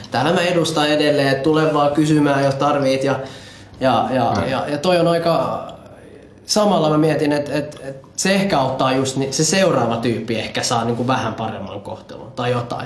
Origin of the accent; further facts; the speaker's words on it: Finland; also born or lived in Colombia; mä itsekin tota, noin koko elämäni asunut Suomessa